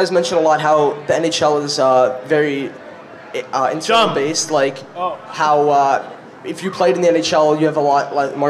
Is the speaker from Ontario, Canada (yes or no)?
yes; Toronto, Ontario, Canada; Mimico, Ontario.